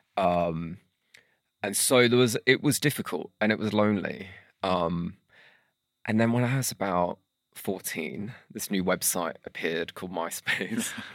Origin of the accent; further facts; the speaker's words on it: St Helens, North West England, United Kingdom; I grew up in Saint Helens